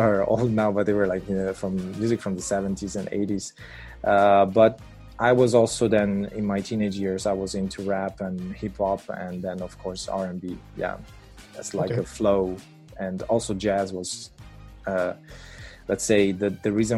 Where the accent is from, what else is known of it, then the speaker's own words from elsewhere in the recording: Italy; moved away as an adult; also born or lived in Switzerland; now in Netherlands; I was born in Switzerland and I grew up in Italy.